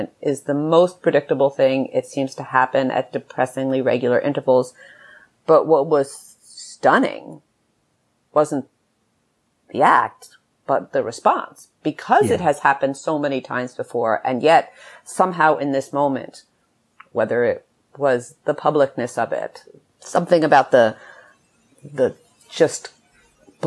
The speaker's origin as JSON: {"language": "English", "country": "United States", "said": "I'm American"}